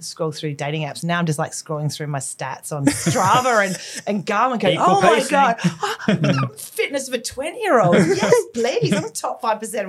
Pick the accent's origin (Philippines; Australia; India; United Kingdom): Australia; moved away; I'm Australian. So like sport and that whole, running culture was very present when I was younger